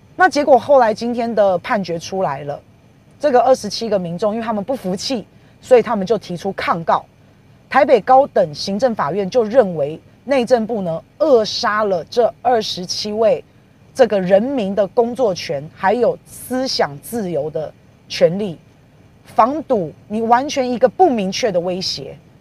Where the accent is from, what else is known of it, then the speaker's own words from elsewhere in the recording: Taiwan; 我们台湾人到大陆去工作